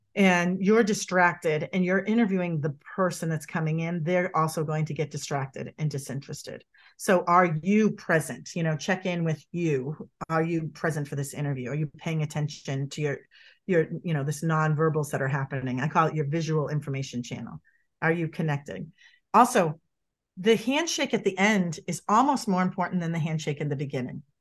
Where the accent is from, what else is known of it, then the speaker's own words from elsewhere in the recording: Boston, Massachusetts, United States; moved away; I'm from Boston originally, if people pick up on my accent or my moxie